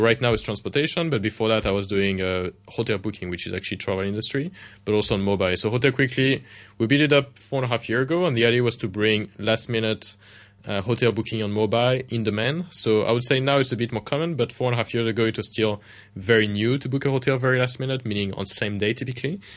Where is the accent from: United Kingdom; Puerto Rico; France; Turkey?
France; Paris, Île-de-France; moved away; I grew up in Paris myself, in France